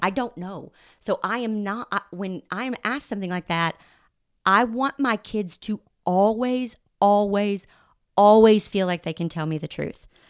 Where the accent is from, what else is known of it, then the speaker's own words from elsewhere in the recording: the Bible Belt, United States; I grew up in the Bible Belt